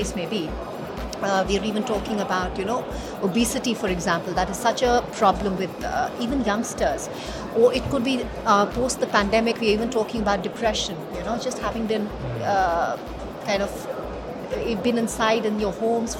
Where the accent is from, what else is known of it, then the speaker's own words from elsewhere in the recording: India; we come from India, which is a land of dharma and karma, you know, this is how we've all been, it's kind of ingrained in all of us.